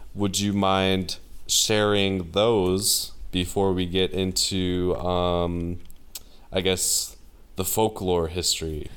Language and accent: English; United States; And they can just tell I'm American. And I was like, uh, you know, the, the States